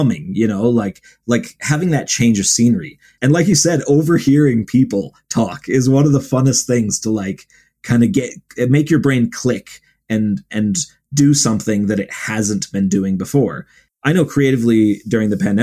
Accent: Ohio, United States; I grew up in Ohio, like right near Lake Erie

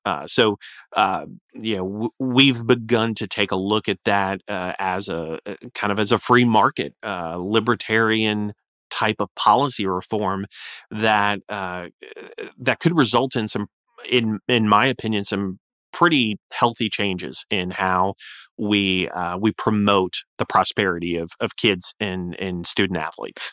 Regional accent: Florida, United States; Florida, uh, my home state

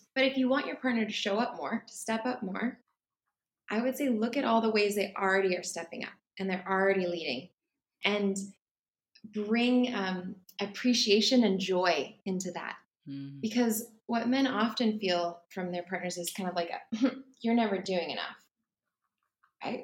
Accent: California, United States; moved away as an adult; now in Bali, Indonesia; I'm originally from California, the US, but right now I live in Bali.

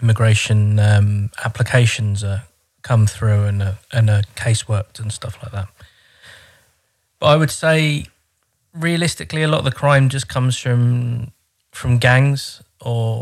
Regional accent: Croydon, London, United Kingdom; moved away as an adult; now in Horten, Norway; I'm English from Croydon

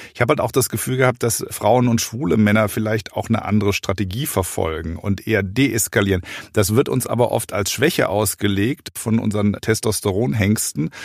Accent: Rhineland, Germany; ich komme ja aus dem Rheinland

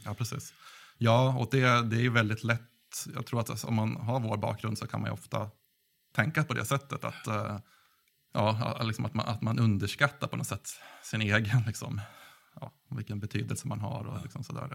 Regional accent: Gävle, Gävleborg County, Sweden; Jag kommer från Gävle

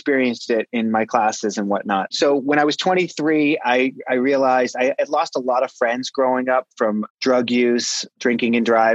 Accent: Pembroke, Massachusetts, United States; I grew up in the South Shore of Boston, Massachusetts, a little town called Pembroke, Massachusetts

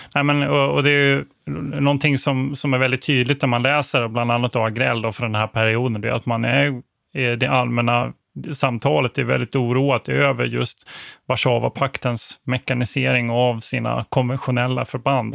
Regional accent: Växjö, Kronoberg County, Sweden; jag är född i Växjö

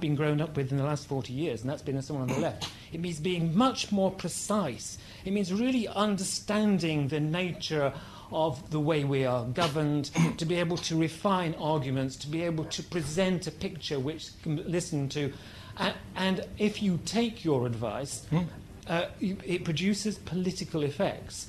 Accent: Hastings, South East England, United Kingdom; I travelled up from my hometown in Hastings

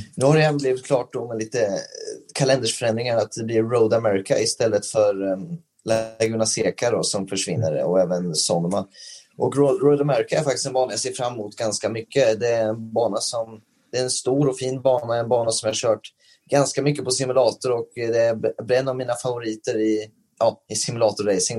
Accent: Sweden; moved away as an adult; när man åker som svensk över till, eh, till eh, USA

